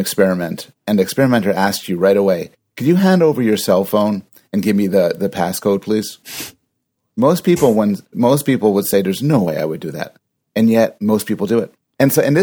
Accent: Canada; I'm Canadian

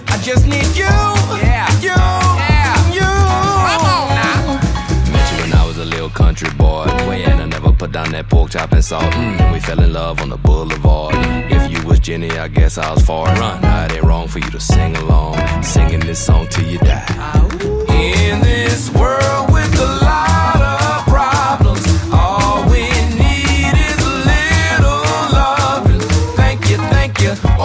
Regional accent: Houston, Texas, United States; now in Austin, United States; I'm from Houston, Texas

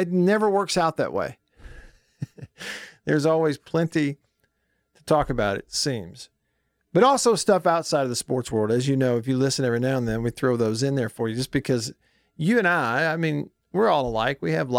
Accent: the South, United States; being a Southerner

